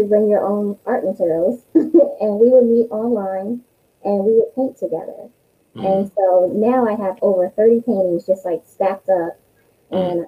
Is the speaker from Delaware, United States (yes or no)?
yes; Wilmington, Delaware, United States; I'm from Delaware, born and raised in Wilmington.